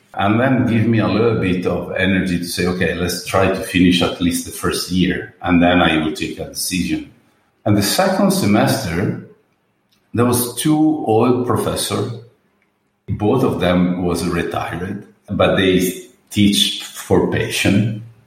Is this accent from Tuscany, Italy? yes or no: no; Murano, Veneto, Italy; also born or lived in Venice; So I'm born in Venice, but I grew up and raised in Murano